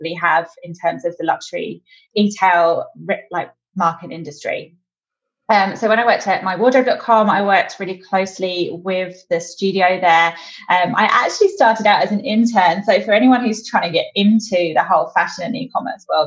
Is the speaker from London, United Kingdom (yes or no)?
yes; London, United Kingdom; moved away as an adult; now in Australia; I'm definitely not an Australian native, although I am definitely slowly gaining the upward inflection. I moved out here in mid-2018. I'm originally from London in the UK